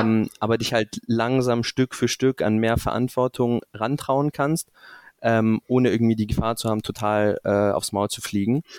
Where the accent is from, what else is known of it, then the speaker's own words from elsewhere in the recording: Stuttgart area, Baden-Württemberg, Germany; moved away as an adult; also born or lived in Münster / Rotterdam / Singapore; now in Frankfurt, Germany; bin größtenteils aufgewachsen in der Ecke Stuttgart